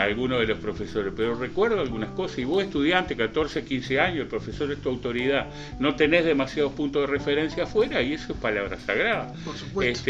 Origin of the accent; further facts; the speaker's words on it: Uruguay; yo nací ahí, en la calle Rivera, nací en el hospital, pero viví hasta los nueve años eh, ahí, en la calle Rivera entre Manuel Freire y La Valleja. Y antes de cumplir nueve años nos mudamos para las viviendas de INBE del barrio Cerval